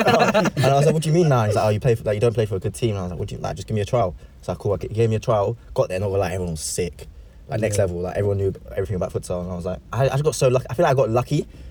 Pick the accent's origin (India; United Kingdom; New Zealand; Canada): United Kingdom; England; English is a second language; also born or lived in Brazil; Yeah, I was born in Brazil, but I moved here since I was young. So half English, half Brazilian, I'd say.